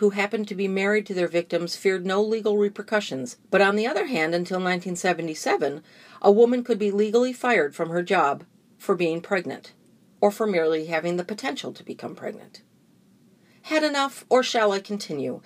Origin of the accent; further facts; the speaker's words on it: Park Ridge, Illinois, United States; I was born in Park Ridge, Illinois, where Clinton grew up